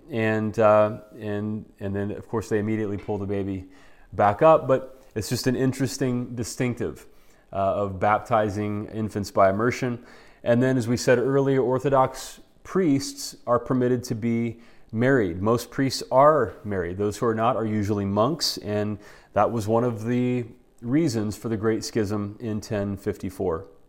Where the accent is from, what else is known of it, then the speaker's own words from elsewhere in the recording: United States; us as American Christians